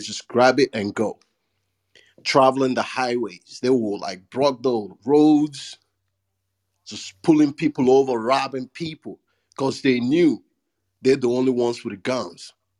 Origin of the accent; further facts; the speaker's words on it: Nigeria; now in United States; I grew up in Nigeria